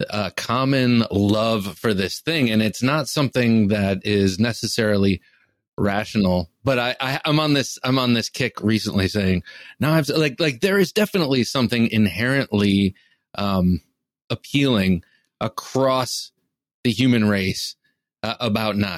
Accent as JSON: {"language": "English", "town": "Cleveland", "region": "Ohio", "country": "United States", "tie": "born or raised there", "said": "I grew up outside Cleveland, Ohio, in the suburbs on the east side of outside of Cleveland, Ohio"}